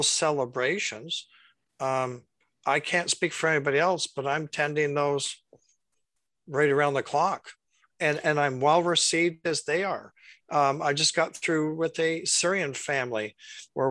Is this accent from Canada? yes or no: yes; Durham, Ontario, Canada; now in Cobourg, Canada; when I grew up in Durham, I was surrounded by Ukrainian and Polish families.